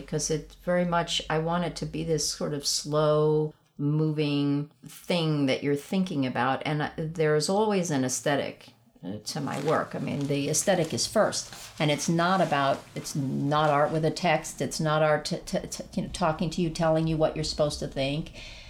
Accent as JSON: {"language": "English", "country": "Barbados", "tie": "born or raised there", "also_born_or_lived": "Caracas, Venezuela", "said": "I was born in Caracas, Venezuela. And we lived there until I was 5. And then we lived in Barbados."}